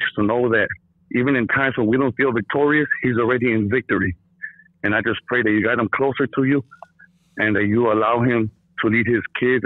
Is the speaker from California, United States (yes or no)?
yes; Los Angeles, California, United States; I grew up in East